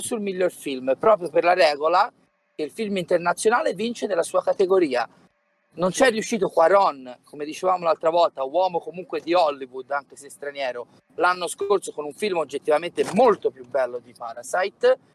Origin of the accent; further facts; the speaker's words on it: Tuscany, Italy; sono toscano